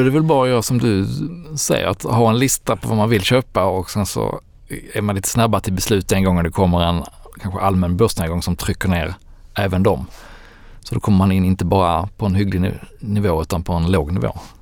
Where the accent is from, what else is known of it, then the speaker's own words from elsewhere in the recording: Landskrona, Skåne, Sweden; Landskrona, min hemstad